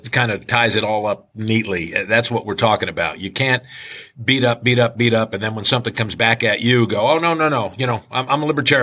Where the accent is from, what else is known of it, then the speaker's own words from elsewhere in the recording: New Jersey, United States; moved away as an adult; now in Kentucky, United States; growing up in New Jersey